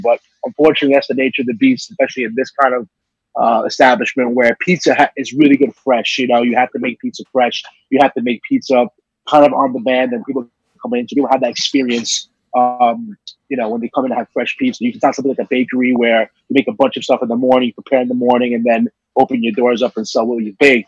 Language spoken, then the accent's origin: English; New York City, New York, United States; as a New Yorker